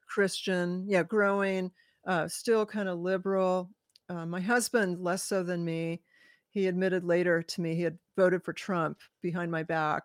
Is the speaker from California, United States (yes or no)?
yes; California, United States; moved away as an adult; also born or lived in Hawaii; now in Washington State, United States; I was born in California